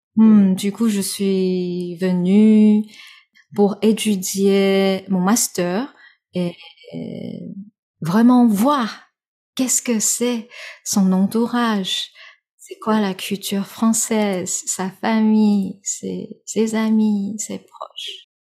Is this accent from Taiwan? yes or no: yes; Taiwan; French is a second language; je suis née, je suis 100% taïwanaise.